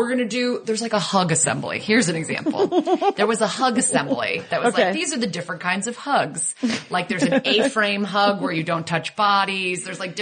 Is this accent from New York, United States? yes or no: no; Connecticut, United States; when I was 13 from Connecticut